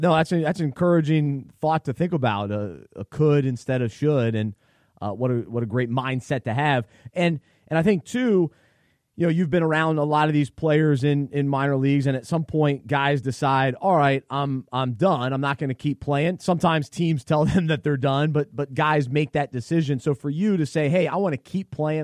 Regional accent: Charlotte, North Carolina, United States; I grew up in Charlotte, so I'm a little bit of a mix of everything.

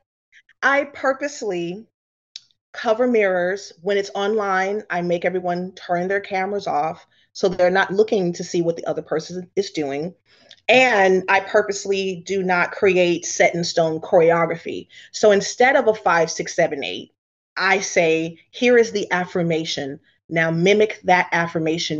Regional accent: the South, United States; a dark-skinned Black girl growing up in the South.

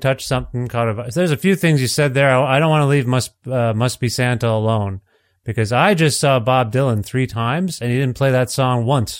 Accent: Ontario, Canada; moved away as an adult; now in Alberta, Canada; I'm from Ontario originally, but I moved to Alberta in 2020. January 2020. My wife's from here

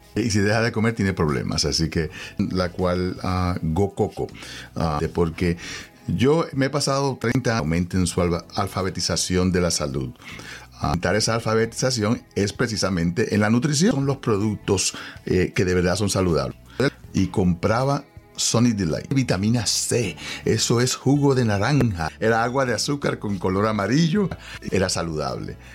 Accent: Puerto Rico; yo soy puertorriqueño

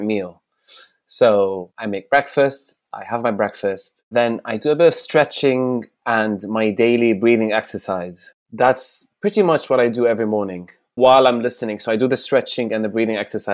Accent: Damascus, Damascus Governorate, Syria; English is a second language; also born or lived in Riyadh, Saudi Arabia; now in United Kingdom; my childhood was split between Saudi and Syria, between Riyadh and Damascus.

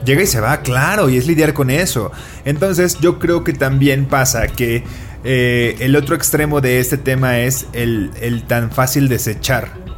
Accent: Colima, Mexico; now in Mexico City, Mexico

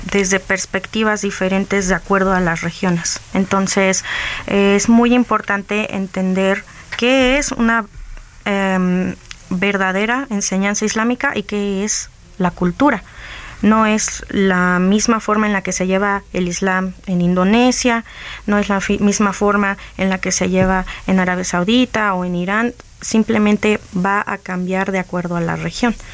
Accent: Mexico; la verdad estoy muy agradecida también con la apertura que como mexicanos nos tenemos entre sí.

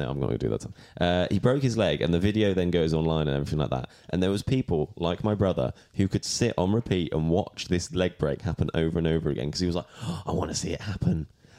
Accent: Hereford, West Midlands, United Kingdom; born or raised there; moved away

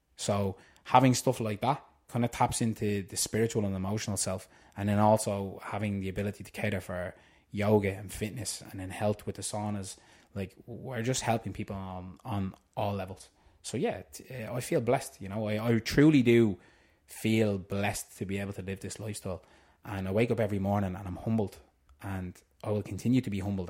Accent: Tallaght, Leinster, Ireland; I'm originally from Tala

